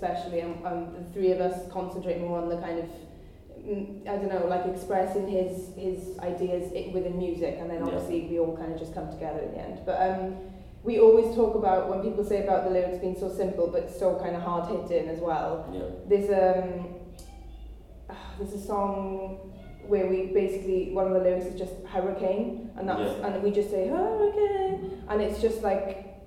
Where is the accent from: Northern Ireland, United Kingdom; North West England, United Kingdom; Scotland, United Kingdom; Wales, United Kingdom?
Wales, United Kingdom; I'm Welsh